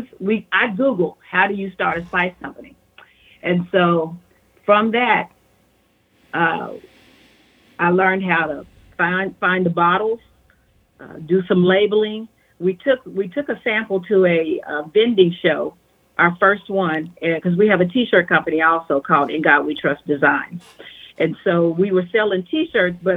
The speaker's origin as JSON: {"language": "English", "region": "Oklahoma", "country": "United States", "said": "we are from Oklahoma"}